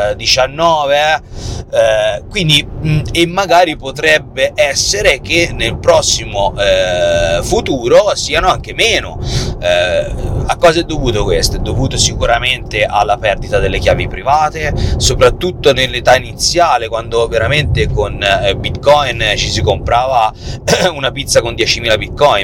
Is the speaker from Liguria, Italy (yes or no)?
no; Tuscany, Italy; noi siamo toscani